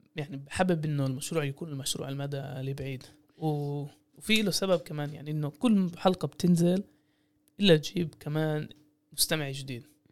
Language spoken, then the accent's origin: Arabic; Jaffa, Tel Aviv District, Israel; أنا عايش في مدينة يافا انولدت بمدينة يافا لعائلات يافية